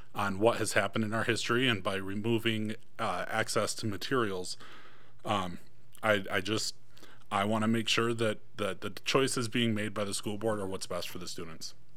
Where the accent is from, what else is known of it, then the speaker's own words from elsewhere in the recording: Michigan, United States; moved away as an adult; now in Iron County, Utah, United States; I am originally from Michigan